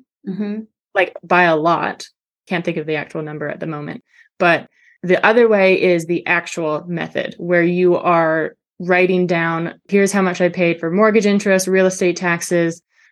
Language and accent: English; Canada; now in Georgia, United States; I'm Canadian